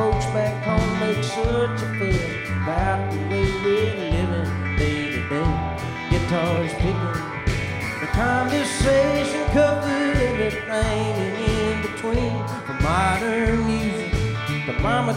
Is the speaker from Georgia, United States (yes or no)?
yes; Ellaville, Georgia, United States; I am from South Georgia.